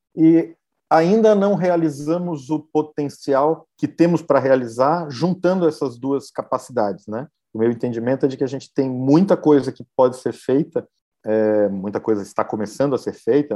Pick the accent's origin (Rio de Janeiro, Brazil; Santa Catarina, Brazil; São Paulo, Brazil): Santa Catarina, Brazil; Florianópolis; eu sou é, catarinense de Floripa, minha família, família da minha mãe toda da Serra de Lages